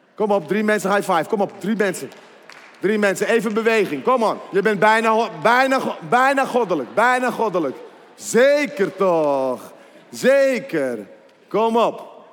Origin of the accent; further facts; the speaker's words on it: 's-Hertogenbosch, North Brabant, Netherlands; Ik kom uit Den Bosch en ik heb drie kinderen